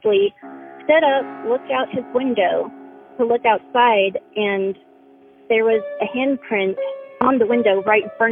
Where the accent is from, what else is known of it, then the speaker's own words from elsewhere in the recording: Austin, Texas, United States; I was born and raised in Austin, Texas